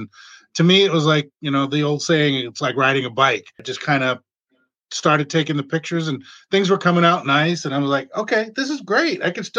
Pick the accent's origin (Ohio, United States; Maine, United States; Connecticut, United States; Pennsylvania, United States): Maine, United States; I am owner of Flash Me Maine Photo Booth Rentals, and by the name, I'm from Maine.